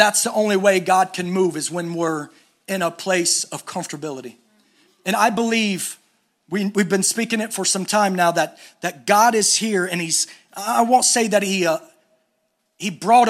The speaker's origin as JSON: {"language": "English", "region": "East Coast", "country": "United States", "said": "We're from the East Coast. West Coast is a little different"}